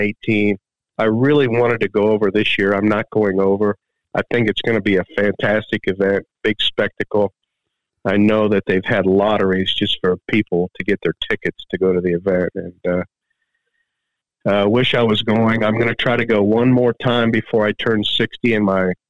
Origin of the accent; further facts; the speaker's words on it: United States; Being an American